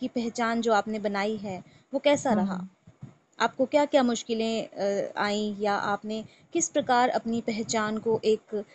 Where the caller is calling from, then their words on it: Delhi, India; और मैं दिल्ली से बात कर रही हूँ